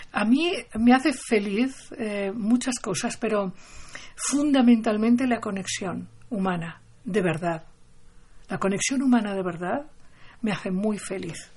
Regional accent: Barcelona, Catalonia, Spain; Yo, cuando era niña, yo nací en Barcelona

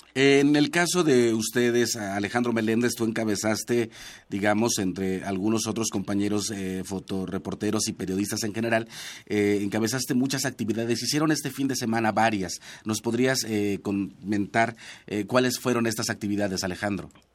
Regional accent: Chicontepec, Veracruz, Mexico; moved away; yo soy de Chicontepec, de la Huasteca Veracruzana, zona náhuatl

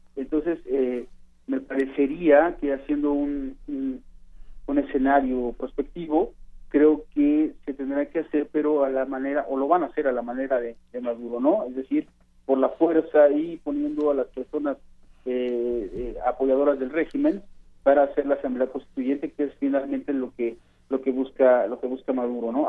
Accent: Mexico; me refiero a, a los mexicanos

